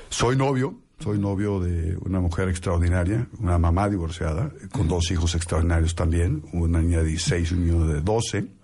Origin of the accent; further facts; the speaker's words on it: Mexico; soy un mexicano que, disfruta lo que hace, que, que ama a México